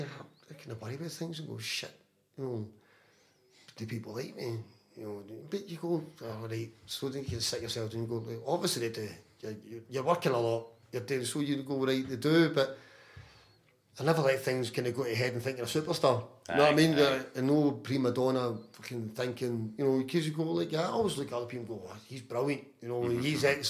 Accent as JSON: {"language": "English", "town": "Glasgow", "region": "Scotland", "country": "United Kingdom", "moved": "as an adult", "lives_now": "Benidorm, Spain", "said": "being Irish diaspora here in Scotland."}